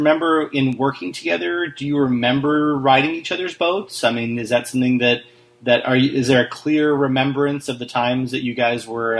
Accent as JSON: {"language": "English", "town": "Spokane", "region": "Washington", "country": "United States", "tie": "born or raised there", "also_born_or_lived": "Seattle, Washington", "said": "I'm from Spokane. Yeah. And, grew up in both Seattle and Spokane."}